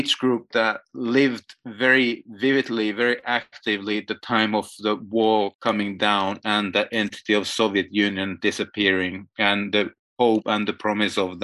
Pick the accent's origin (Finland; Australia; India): Finland; moved away as an adult; now in Berlin, Germany; I am from Finland and still active there, even if I live with a family in Berlin